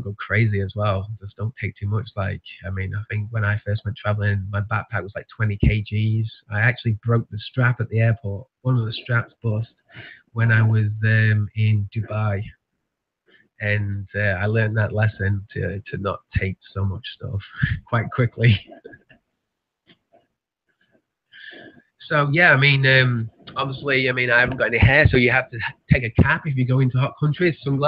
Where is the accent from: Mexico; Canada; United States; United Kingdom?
United Kingdom; near Manchester, North West England; moved away as an adult; now in Tasmania, Australia; growing up in England